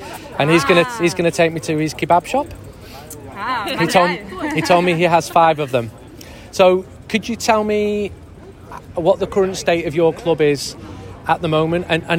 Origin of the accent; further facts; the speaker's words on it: Manchester, North West England, United Kingdom; I'm from Manchester.